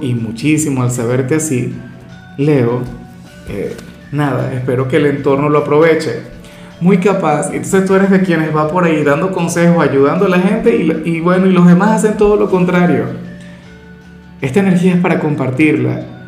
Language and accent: Spanish; Venezuela; muy de mi tierra